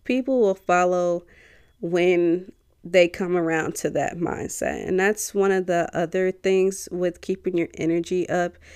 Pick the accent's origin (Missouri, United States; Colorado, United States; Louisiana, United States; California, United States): Missouri, United States; St. Louis; I'm from Saint Louis